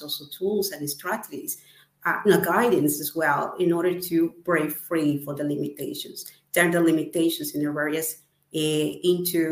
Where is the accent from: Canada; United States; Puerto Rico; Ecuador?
Ecuador; moved away as an adult; now in United Kingdom; I'm from Ecuador and I live currently in UK.